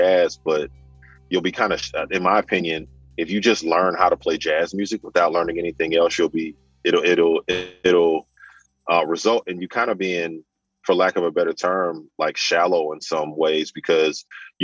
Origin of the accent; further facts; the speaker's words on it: Chicago, Illinois, United States; I'm from Chicago.